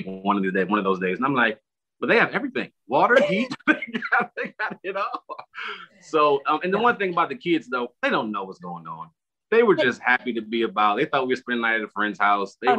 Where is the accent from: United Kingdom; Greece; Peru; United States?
United States; Midwest; moved away as an adult; now in Houston, United States; growing up in the Midwest, I don't think I ever experienced or expected to experience that here in Houston